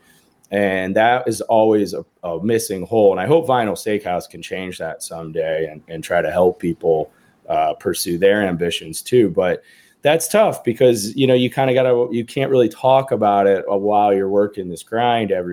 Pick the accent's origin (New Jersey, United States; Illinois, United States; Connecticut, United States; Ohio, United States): Ohio, United States; Cleveland; now in New York, United States; my hometown of Cleveland